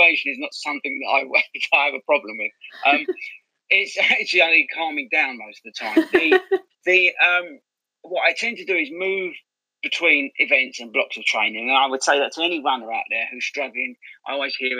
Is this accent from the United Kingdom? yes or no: yes; Southend-on-Sea, East of England, United Kingdom; I'm from Southend originally. I grew up there